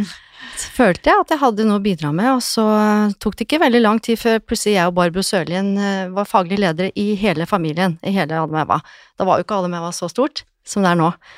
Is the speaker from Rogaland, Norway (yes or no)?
no; Lillehammer, Innlandet, Norway; Jeg er jo fra Lillehammer, så jeg starta min frisørkarriere fra ungdomsskolen